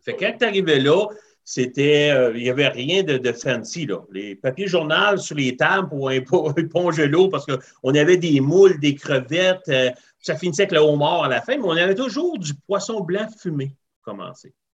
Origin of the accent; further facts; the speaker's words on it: Rivière-du-Loup, Quebec, Canada; moved away as an adult; also born or lived in Northern Ontario; now in Ontario, Canada; je suis originaire de Rivière-du-Loup, Québec. OK. Euh, grandi là jusqu'à l'âge de 20 ans. Et puis après ça, je me suis emmené en Ontario.